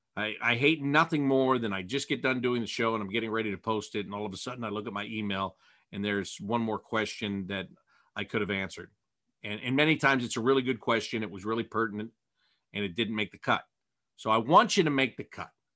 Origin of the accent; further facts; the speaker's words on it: Pittsburgh, Pennsylvania, United States; moved away; I was born in Pittsburgh